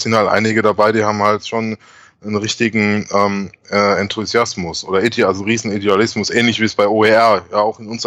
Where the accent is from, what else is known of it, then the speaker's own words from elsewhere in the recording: Heidelberg, Baden-Württemberg, Germany; Dann war ich äh, in Heidelberg, in meiner Heimat, und hatte die große Ehre, zum ersten Mal, also ich glaube mhm. das erste Mal einen Vortrag in meiner Heimat, also in der Kurpfalz, zu halten.